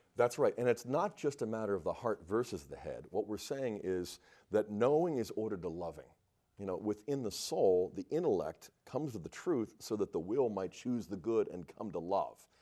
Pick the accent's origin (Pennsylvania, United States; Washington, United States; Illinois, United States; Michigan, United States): Pennsylvania, United States; Pittsburgh; growing up in Pittsburgh